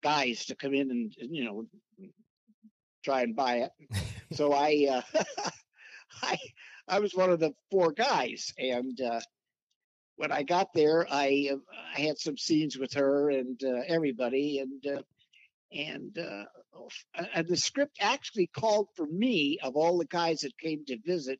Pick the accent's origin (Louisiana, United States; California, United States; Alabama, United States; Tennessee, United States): California, United States; Richmond; I grew up in East Bay, city of Richmond